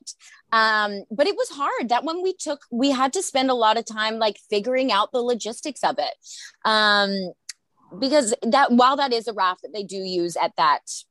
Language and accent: English; Australia; I'm from Australia